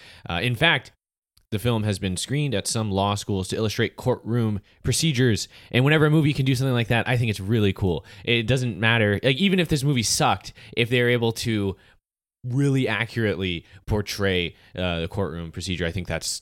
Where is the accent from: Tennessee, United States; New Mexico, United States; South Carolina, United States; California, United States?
South Carolina, United States; Like, I'm not from Alabama, but right. I am from rural South Carolina.